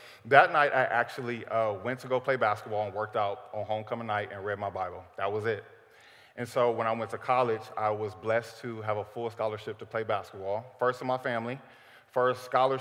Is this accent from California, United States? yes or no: no; Cleveland, Ohio, United States; I am from Cleveland, Ohio, born and raised